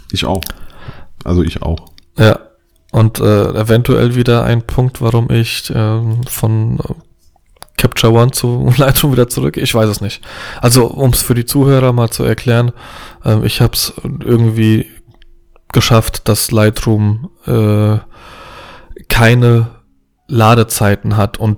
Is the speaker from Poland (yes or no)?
yes; Poland; Pole mit zwei linken Händen. Also auch Polen sind ja grundsätzlich handwerklich begabt.